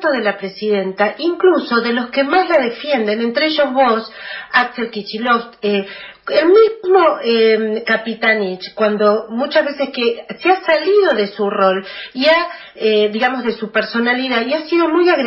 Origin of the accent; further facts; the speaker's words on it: Argentina; los que no somos kirchneristas, simplemente lo que queremos que se nos reconozca es que nosotros también somos argentinos.